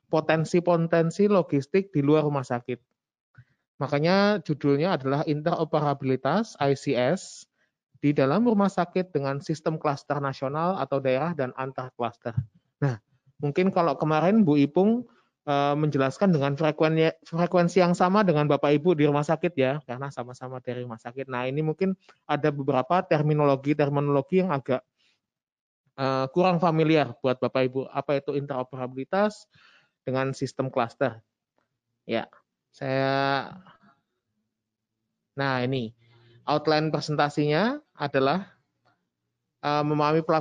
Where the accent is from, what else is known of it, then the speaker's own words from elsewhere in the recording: Java, Indonesia; mungkin karena saya orang Jowo jadinya ….